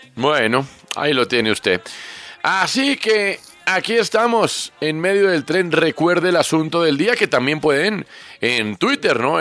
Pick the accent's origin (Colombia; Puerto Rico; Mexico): Colombia